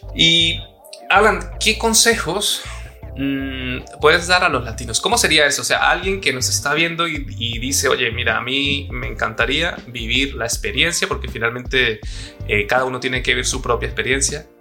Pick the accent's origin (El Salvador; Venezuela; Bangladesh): Venezuela; moved away as an adult; also born or lived in Colombia / Mexico; now in Spain; que soy venezolano y que también he vivido en Colombia, he vivido en México